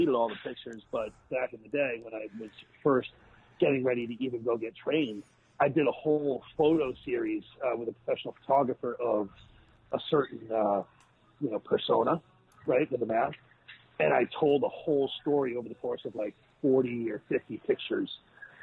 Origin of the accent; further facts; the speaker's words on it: Foxborough, Massachusetts, United States; moved away; also born or lived in Boston; in my hometown that told me that I wasn't going to make it, that I wasn't going to get in the business, because that's where I grew up